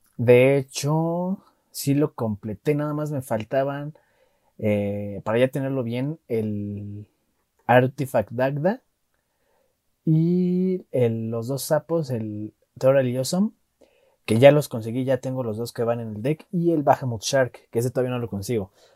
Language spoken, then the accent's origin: Spanish; Mexico; Yo como mexicano